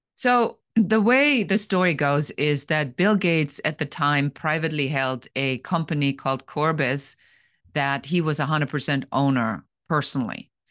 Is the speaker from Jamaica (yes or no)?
no; Germany; English is a second language; moved away as an adult; Originally, I'm from Germany